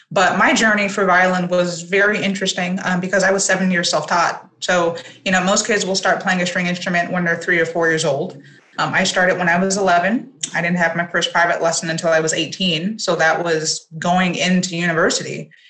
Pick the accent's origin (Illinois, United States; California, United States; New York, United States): California, United States; Los Angeles; Yes, I was born and raised